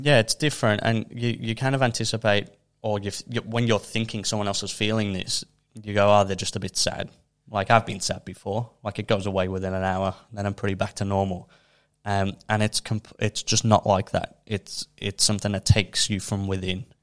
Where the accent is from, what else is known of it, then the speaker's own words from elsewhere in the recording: Liverpool, North West England, United Kingdom; now in Melbourne, Australia; where I'm from, I'm from Liverpool in the U K